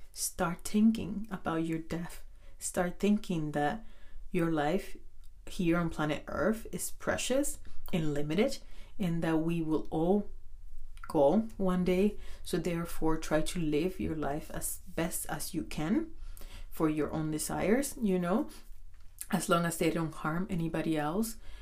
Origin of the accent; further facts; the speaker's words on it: Dominican Republic; I'm from Dominican Republic